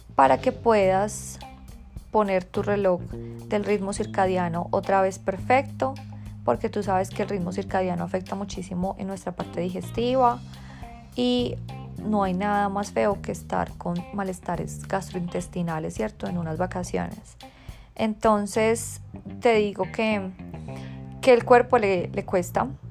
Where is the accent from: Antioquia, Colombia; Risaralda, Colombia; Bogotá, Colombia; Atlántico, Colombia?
Bogotá, Colombia; moved away; desde Bogotá, mi tierra natal